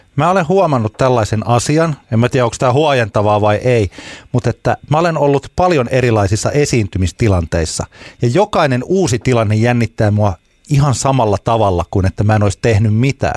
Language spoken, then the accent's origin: Finnish; Ylöjärvi, Pirkanmaa, Finland; niin kuin meillä päin Ylöjärvellä aina sanotaan